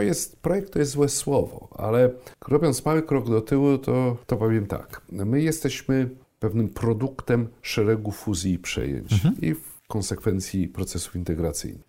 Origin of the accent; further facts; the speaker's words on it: Słupsk, Pomeranian Voivodeship, Poland; moved away as an adult; also born or lived in Szczecinek / Gdańsk; now in Warsaw, Poland; Ja urodziłem się w Szczecinku. Jak e, skończyłem pierwszą klasę, przenieśliśmy się do Słupska.